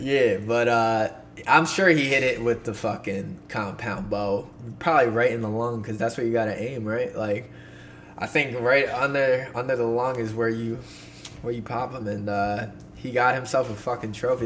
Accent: Poconos, Pennsylvania, United States; in the Poconos, my uh, my hometown, my stomping grounds.

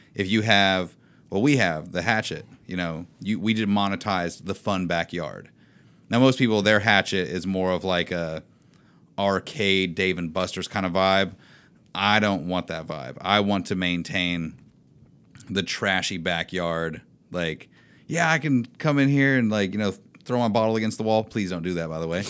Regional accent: Indiana, United States; moved away; my hometown is, like, population of twelve or something

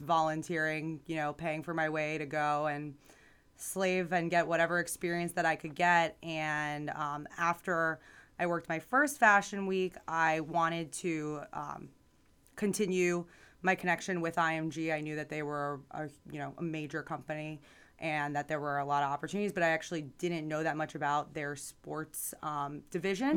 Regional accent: Boca Raton, Florida, United States; also born or lived in New York / Tallahassee, Florida; I like to say I'm from Boca because I was born in New York and grew up down here

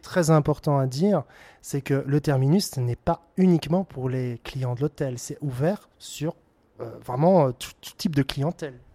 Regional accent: Belgium; en tant que Belge

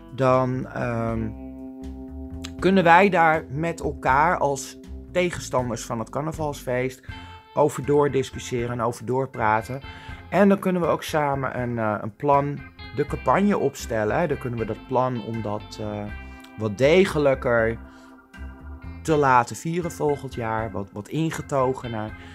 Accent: Amsterdam, North Holland, Netherlands; Ik kom zelf uit Amsterdam.

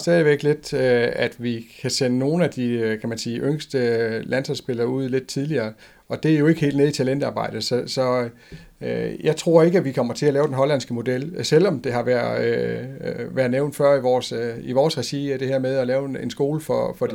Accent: Denmark

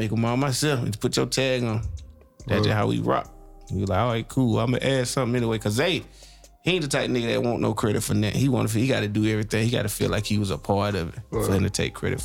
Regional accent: Decatur, Georgia, United States; I'm from Decatur.

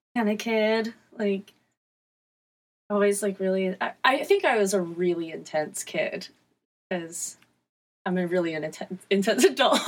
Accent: Newport News, Virginia, United States; I'm from Newport News, Virginia.

